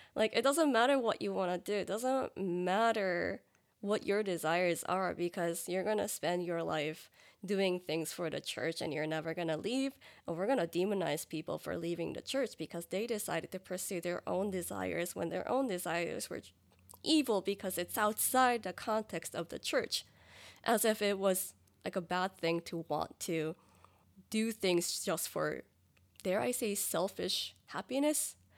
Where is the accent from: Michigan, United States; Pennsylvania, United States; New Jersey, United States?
New Jersey, United States; moved away as an adult; also born or lived in New York City; now in Dallas, United States; I am originally from the East Coast, specifically New Jersey, and my family's in New Jersey